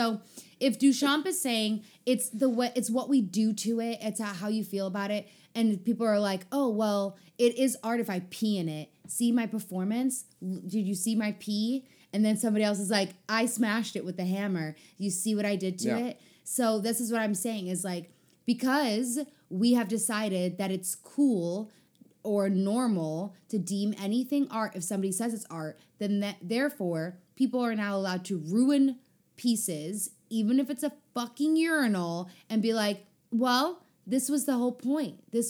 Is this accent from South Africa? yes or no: yes; South Africa; as a South African person, I reject him.